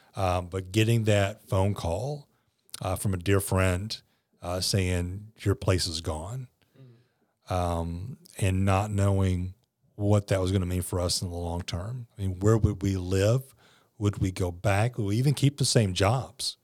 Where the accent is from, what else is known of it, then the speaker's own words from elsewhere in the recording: South Louisiana, United States; also born or lived in New Orleans; growing up in South Louisiana, Hurricanes were just a part of life.